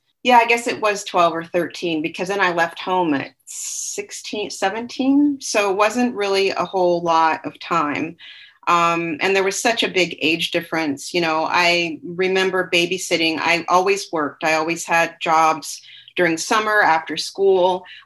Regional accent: Seattle, Washington, United States; also born or lived in Alaska / Colorado; I was born in Seattle. So we moved around a lot there, Seattle, little towns, Tacoma, Puyallup.

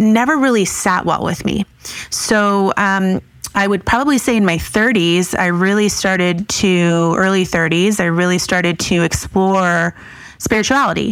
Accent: Key West, Florida, United States; also born or lived in Israel / New York; I moved to Key West, Florida, which there are no Jews there. So I grew up in a very Catholic-based community.

